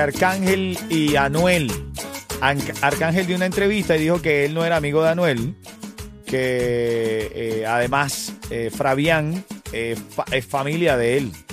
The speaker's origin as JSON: {"language": "Spanish", "country": "Venezuela", "moved": "yes", "lives_now": "Miami, United States", "said": "yo soy venezolano"}